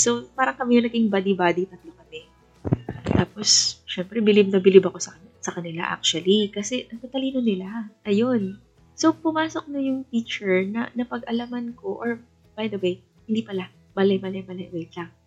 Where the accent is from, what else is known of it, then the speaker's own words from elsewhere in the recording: Iloilo City, Western Visayas, Philippines; also born or lived in Baguio; dito sa hometown ko, dito sa Iloilo